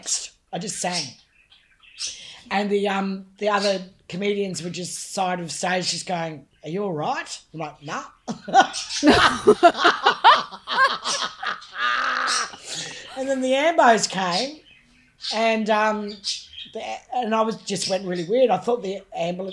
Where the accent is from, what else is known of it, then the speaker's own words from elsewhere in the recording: Townsville, Queensland, Australia; It was good growing up in Townsville, actually.